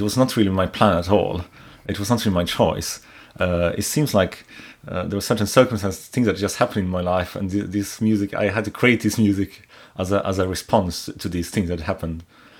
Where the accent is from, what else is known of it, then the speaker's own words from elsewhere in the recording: Sweden; moved away as an adult; also born or lived in Poland / United States; now in Edinburgh, United Kingdom; I should first say I have lived in different countries. I was born in Poland. Most of my life I've spent in Sweden. And also I've lived in the US for less than a year and in Virginia.